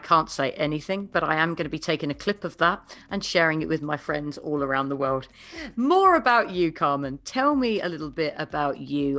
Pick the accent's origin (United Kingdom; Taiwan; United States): United Kingdom; I am a Brit